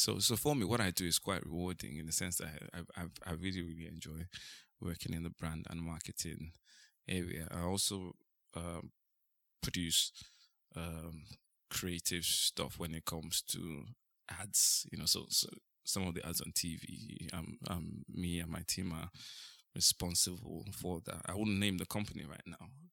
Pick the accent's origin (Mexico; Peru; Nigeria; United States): Nigeria; moved away as an adult; now in United Kingdom; I was born in Ni-, I raised in Nigeria. I lived in Nigeria for, like, um, many years